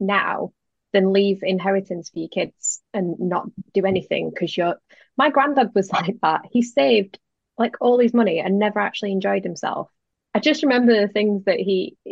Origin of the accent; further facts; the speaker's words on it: Gairloch, Scotland, United Kingdom; I grew up in Gairloch on the West Coast